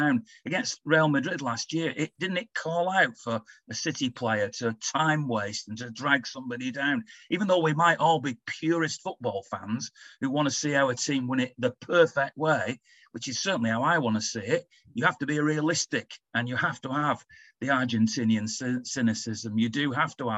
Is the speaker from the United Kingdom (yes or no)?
yes; England, United Kingdom; as an Englishman